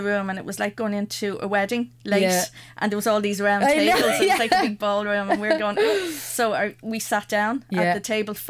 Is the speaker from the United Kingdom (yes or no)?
no; Ireland